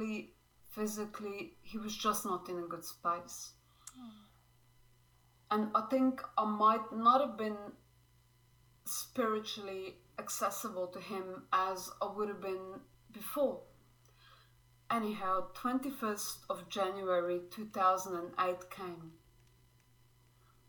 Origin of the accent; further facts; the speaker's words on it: Slovenia; now in Brisbane, Australia; I currently live in Brisbane, Australia, but I'm originally from Slovenia